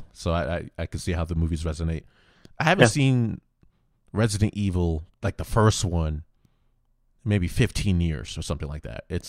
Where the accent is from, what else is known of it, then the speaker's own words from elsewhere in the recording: Florida, United States; So growing up in Florida.